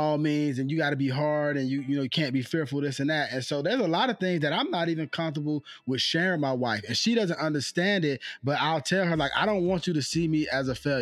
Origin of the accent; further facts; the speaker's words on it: Georgia, United States; moved away; when I was living in Georgia, I'm from Georgia, and I was fortunate enough to be stationed out there for the military.